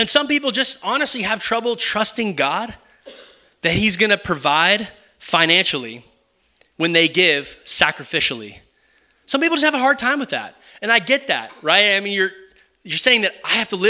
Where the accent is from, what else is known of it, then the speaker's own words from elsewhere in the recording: Kyle, Texas, United States; moved away as an adult; also born or lived in Oklahoma; This is my home. I would consider this my hometown. My parents live right down the corner